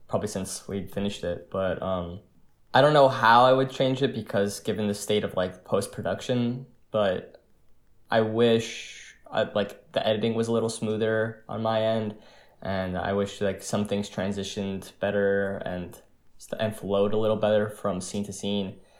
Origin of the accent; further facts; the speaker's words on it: New Jersey, United States; I'm from New Jersey, and me and Danny from New Jersey